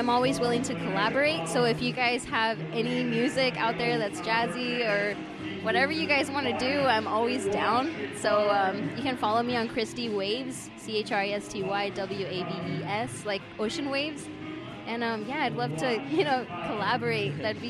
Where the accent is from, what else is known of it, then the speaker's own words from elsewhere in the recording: Escondido, California, United States; now in Temecula, United States; Well, I'm from Temecula.